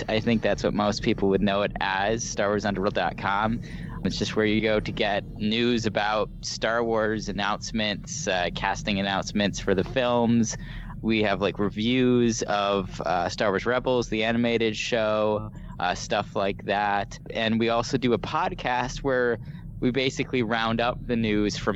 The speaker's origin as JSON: {"language": "English", "region": "Minnesota", "country": "United States", "tie": "born or raised there", "said": "I grew up in Minnesota"}